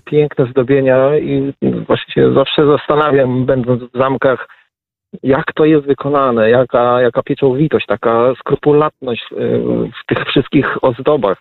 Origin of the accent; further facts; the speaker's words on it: Poland; z Polski